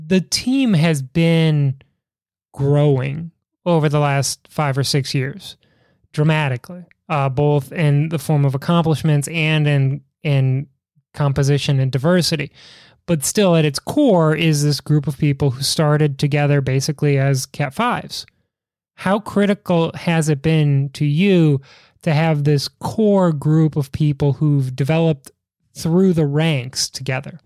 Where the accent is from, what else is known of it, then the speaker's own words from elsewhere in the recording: Chicago, Illinois, United States; Growing up in Chicago, New York